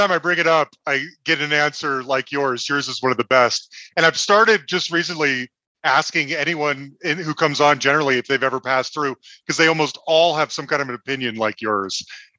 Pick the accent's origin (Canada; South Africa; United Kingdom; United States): United States; Salt Lake City, Utah; now in Denver, United States; I'm in Denver, but I'm originally from Salt Lake City.